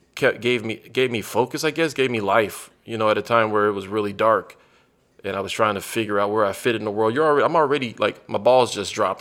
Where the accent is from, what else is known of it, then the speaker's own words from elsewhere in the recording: United States; moved away; also born or lived in San Antonio, Texas; I grew up on the Gulf Coast, so, like, I grew up forty-five minutes from New Orleans